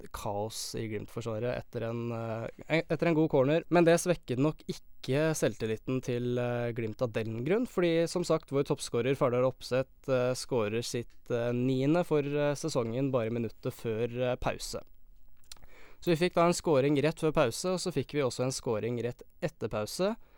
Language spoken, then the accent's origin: Norwegian; Eastern Norway, Norway; moved away as an adult; now in Bodø, Norway; jeg har vært hjemme på Østlandet